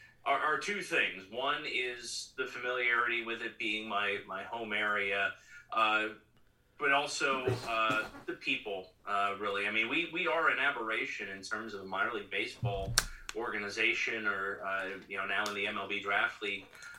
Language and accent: English; Bellefonte, Pennsylvania, United States; I'm originally from Bellefonte.